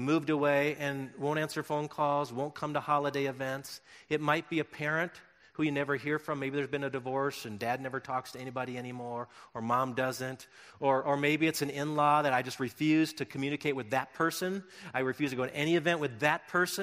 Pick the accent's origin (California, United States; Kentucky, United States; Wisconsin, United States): Wisconsin, United States; Milton; now in Colorado, United States; my hometown, Little Milton, Wisconsin, where I grew up